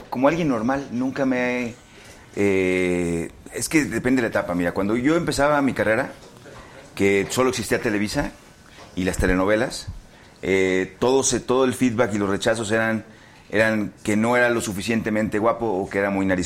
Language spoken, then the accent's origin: Spanish; Mazatlán, Sinaloa, Mexico; moved away as an adult; now in Mexico City, Mexico; yo de 18 años me vine de Mazatlán a ser. Porque quería ser actor